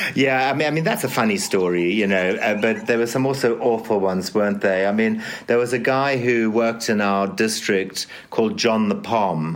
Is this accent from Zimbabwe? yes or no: yes; Zimbabwe; born or raised there